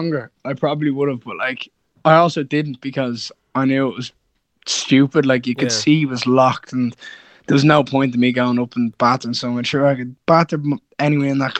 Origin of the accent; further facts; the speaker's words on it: Kilmarnock, Scotland, United Kingdom; I'm from Kilmarnock, and that's where all my friends are from